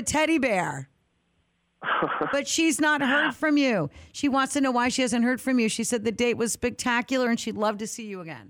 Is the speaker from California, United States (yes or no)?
no; Windsor, Connecticut, United States; Windsor, my hometown, Windsor